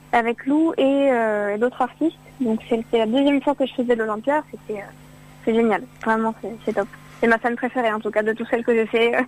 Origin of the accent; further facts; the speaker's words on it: Lyon, Auvergne-Rhône-Alpes, France; moi je suis, de Lyon